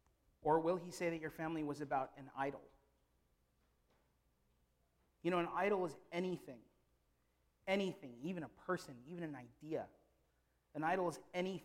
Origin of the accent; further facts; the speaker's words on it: Philippines; I am a Filipino